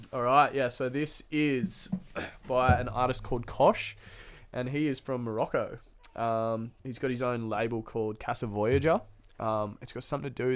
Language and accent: English; Noosa, Queensland, Australia; now in Newcastle, Australia; I grew up in Noosa, it's a pretty small town